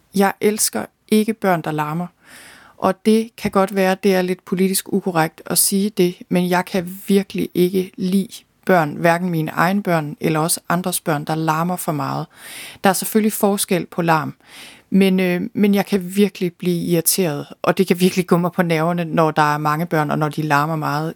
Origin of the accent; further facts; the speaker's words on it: Thy, North Denmark Region, Denmark; moved away as an adult; also born or lived in London; Jeg er født og opvokset i Thy